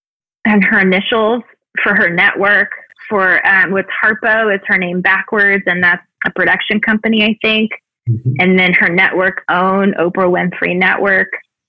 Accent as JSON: {"language": "English", "region": "the South", "country": "United States", "tie": "born or raised there", "said": "Growing up in the South, it was always sort of this untalked about, but very present still, energy."}